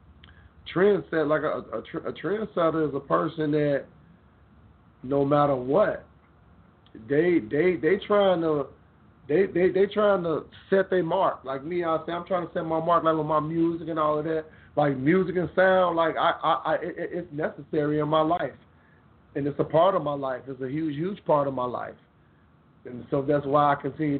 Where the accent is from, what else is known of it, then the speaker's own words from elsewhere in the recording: Memphis, Tennessee, United States; I got my hometown, North Memphis, 10, Tennessee